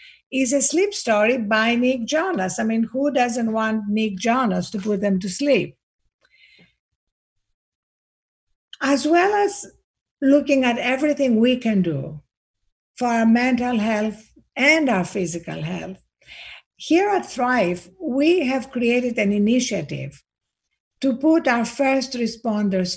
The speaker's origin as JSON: {"language": "English", "country": "Greece", "accent": "Greek", "said": "I'm Greek, as you can hear from my accent"}